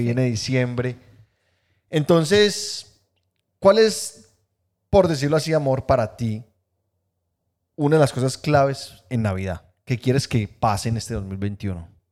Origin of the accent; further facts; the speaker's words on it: Guatapé, Antioquia, Colombia; moved away; Yo soy de Guatapé